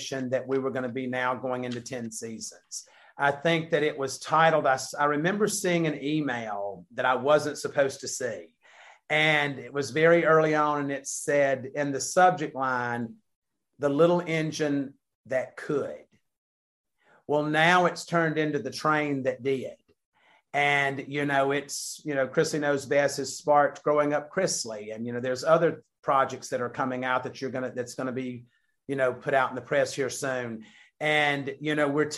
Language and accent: English; the South, United States; we're from the South.